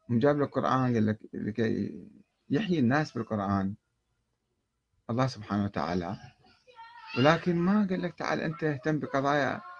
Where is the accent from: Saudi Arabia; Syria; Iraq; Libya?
Iraq; Karbala, Karbala Governorate; moved away as an adult; أنا عشت في كربلاء ولدت في كربلاء وعشت في كربلاء 20 عاما تقريبا وكنت أحضر مجالس الخطباء والعلماء أيضا وكانت أحاديثهم في الستينات يعني أنا وعيت في الستينات وخرجت في بدايات السبعينات